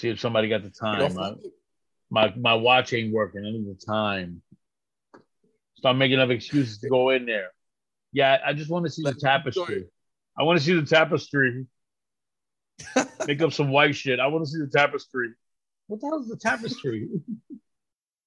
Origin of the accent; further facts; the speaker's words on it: New York, United States; moved away as an adult; also born or lived in Puerto Rico; now in New Jersey, United States; I'm from New York